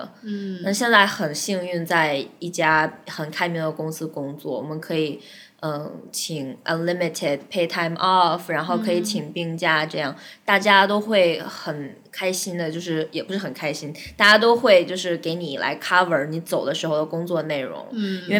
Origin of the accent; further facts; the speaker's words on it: China; moved away as an adult; now in New York, United States; 他们知道我是中国人，uh, 但是我也会讲日语